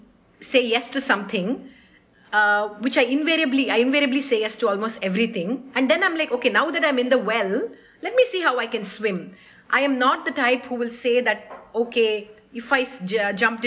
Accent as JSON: {"language": "English", "town": "Awarpur", "region": "Maharashtra", "country": "India", "tie": "born or raised there", "also_born_or_lived": "Bangalore", "first_language": "Hindi", "second_language": "English", "moved": "yes", "lives_now": "Chennai, India", "said": "I grew up in a small little town, little village called Awarpur, which is actually a small village where my father worked for a cement factory"}